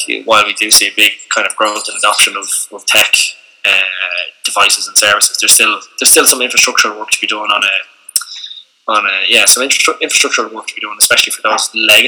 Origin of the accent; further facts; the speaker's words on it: Ireland; I'm from Dundalkin in Dublin